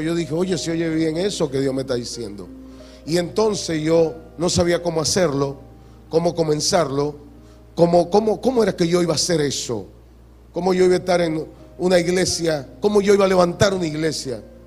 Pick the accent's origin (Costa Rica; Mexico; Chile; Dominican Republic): Dominican Republic; Hato Mayor del Rey, Hato Mayor; now in Santo Domingo, Dominican Republic; yo, que vengo de aquí, de Atomayor, que ustedes conocen. Yo nací en Atomayor, ahí nací